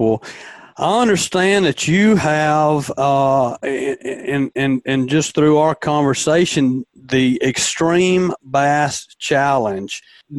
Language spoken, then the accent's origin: English; Demopolis, Alabama, United States; my hometown of Demopolis, Alabama